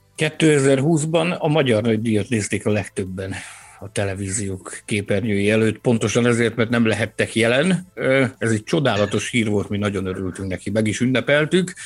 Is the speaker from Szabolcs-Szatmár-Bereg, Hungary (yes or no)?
yes; Balkány, Szabolcs-Szatmár-Bereg, Hungary; Balkány egy, egy, ö, a délnyírségben található kisváros Kelet-Magyarországon, és amikor kérdezik fővárosi ismerősök, vagy Dunán túli ismerősök, hogy te honnan származol, akkor én mindig annyit szoktam mondani, hogy én a távol-keletről